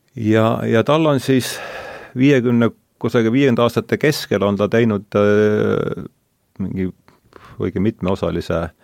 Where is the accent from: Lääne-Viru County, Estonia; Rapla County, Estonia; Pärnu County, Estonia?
Lääne-Viru County, Estonia; Rakvere; olen pärit Rakverest, seal ei olnud India filosoofia minu lapsepõlves